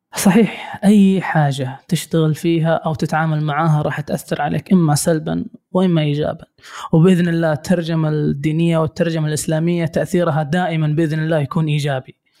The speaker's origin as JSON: {"language": "Arabic", "country": "Saudi Arabia", "said": "عندنا في السعوديه"}